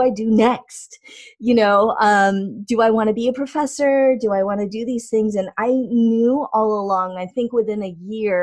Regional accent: California, United States; moved away as an adult; also born or lived in Maryland; I grew up in California

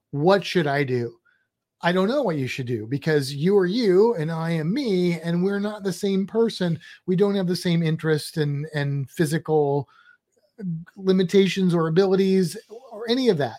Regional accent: Midwest, United States; now in Florida, United States; we're both from the Midwest

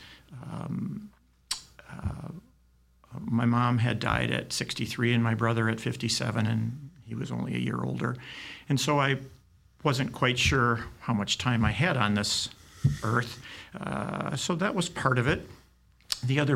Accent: Detroit, Michigan, United States; I grew up in the Detroit area, went to U of D high school

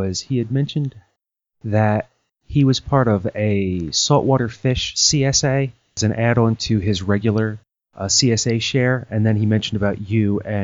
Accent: Maryland, United States; moved away; I grew up in Maryland and the Chesapeake Bay

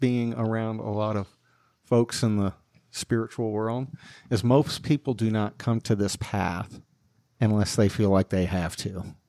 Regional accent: Northeast New Jersey, United States; moved away as an adult; also born or lived in Colorado; I grew up in the Catholic school system, K through twelve, and Northeast Jersey

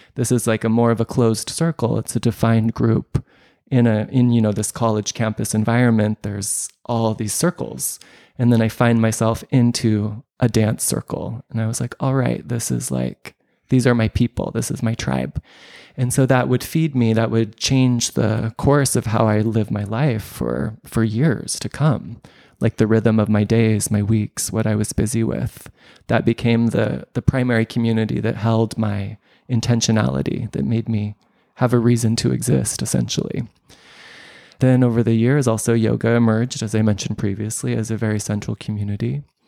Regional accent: United States; moved away; I'm a expat. I'm a Westerner. I'm an American

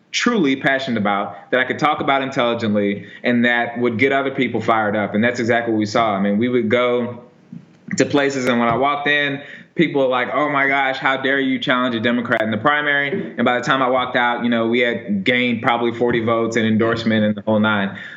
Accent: Houston, Texas, United States; also born or lived in California; So I was born in California, and my parents are uh, Coast Guard. So I've I've lived in like a bunch of different coastal cities, but we moved to Houston when I was in elementary school.

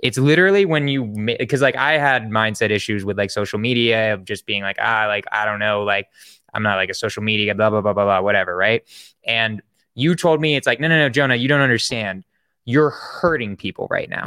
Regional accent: San Francisco, California, United States; I'm from San Francisco

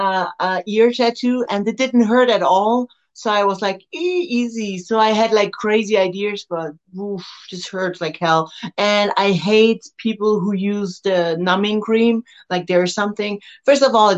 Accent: Germany; only 1 hour from my hometown

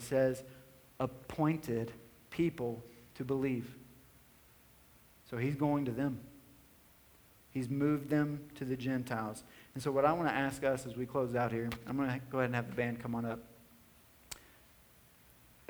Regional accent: White House, Tennessee, United States; also born or lived in Nashville, Tennessee; I was born in Nashville, Tennessee. For the first 7 years of my life, I was living in a small kind of neighborhood on the north side of Nashville. And then my family in 1994 moved to White House, Tennessee, a rural tobacco town.

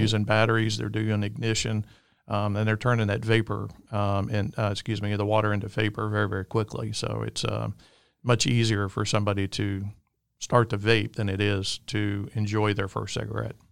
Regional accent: Alabama, United States; I'm from the great state of Alabama, if you can't tell with my accent.

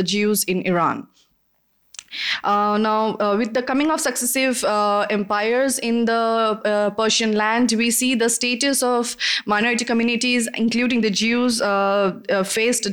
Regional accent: India; I'm from India

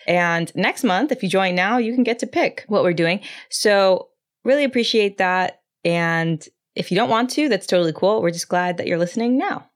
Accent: San Antonio, Texas, United States; I'm from San Antonio, Texas, where he is from. I'm Mexican

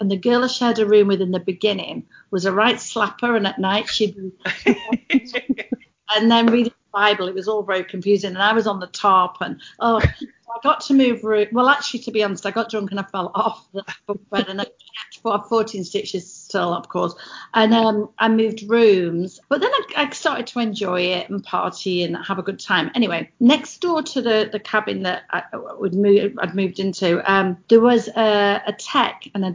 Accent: England, United Kingdom; accent: English; moved away as an adult; now in United States; you're English, how long have you lived here? And I'll say, oh, 20 years. You didn't lose your accent

